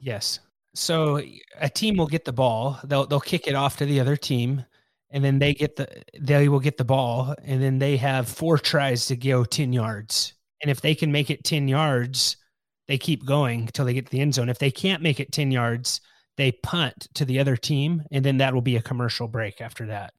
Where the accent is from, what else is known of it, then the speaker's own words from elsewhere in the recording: California, United States; I'm from California